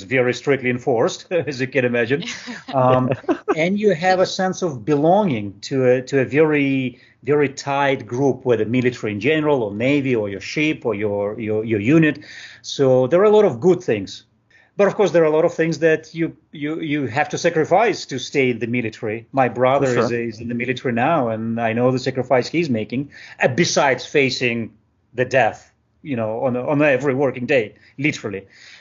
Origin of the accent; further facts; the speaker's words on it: Moldova; moved away as an adult; also born or lived in Moscow; I was born and raised in Moldova